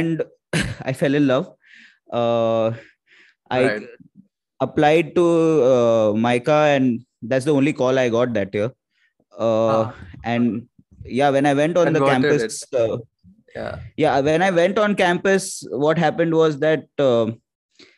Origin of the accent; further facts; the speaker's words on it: Mumbai, Maharashtra, India; I grew up in the Matunga area of Bombay